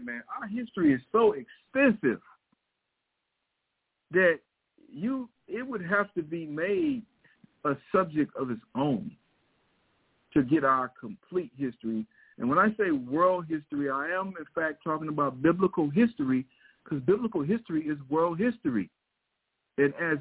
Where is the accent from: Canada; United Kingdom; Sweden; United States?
United States; Missouri; I grew up in Missouri